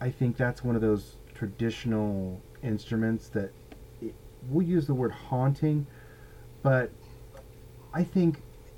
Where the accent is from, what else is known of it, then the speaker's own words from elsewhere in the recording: United States; being an American male in his late 40s